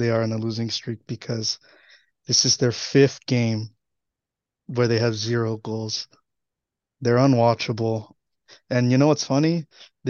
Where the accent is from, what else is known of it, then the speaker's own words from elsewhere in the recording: United States; We're Mexican American.